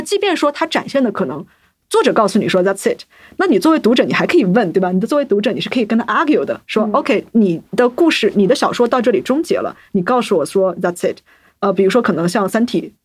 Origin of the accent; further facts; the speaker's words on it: China; 我是一个来自中国的女性科幻作家